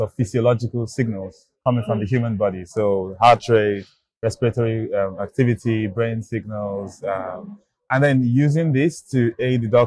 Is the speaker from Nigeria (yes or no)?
yes; Nigeria; I grew up in Nigeria